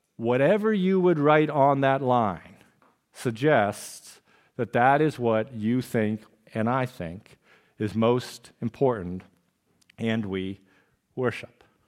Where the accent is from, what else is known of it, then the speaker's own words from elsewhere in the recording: Trumbull, Connecticut, United States; when I was a younger lad, growing up on October Lane in Trumbull, Connecticut